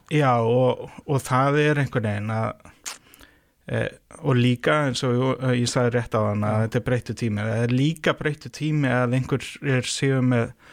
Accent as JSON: {"language": "Icelandic", "town": "Reykjavík", "region": "Capital Region", "country": "Iceland", "tie": "born or raised there", "said": "Ég er fjölskyldufæður í Vesturbænum í Reykjavík"}